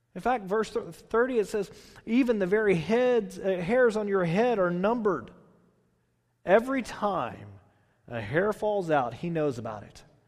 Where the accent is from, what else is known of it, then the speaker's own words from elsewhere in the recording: Texas, United States; I'm from Texas.